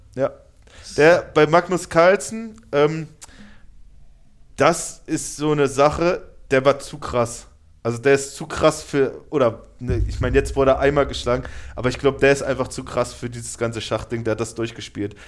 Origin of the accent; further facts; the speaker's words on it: Germany; wir als Deutsche